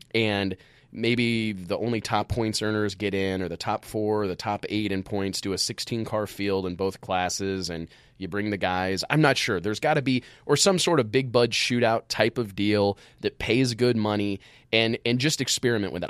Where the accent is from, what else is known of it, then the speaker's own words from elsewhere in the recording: Midwest, United States; growing up in the Midwest